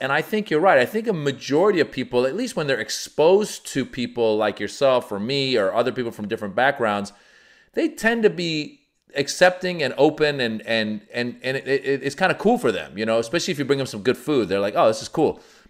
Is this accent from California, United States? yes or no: yes; California, United States; like it reminds me of I grew up in Marin County, which was predominantly white.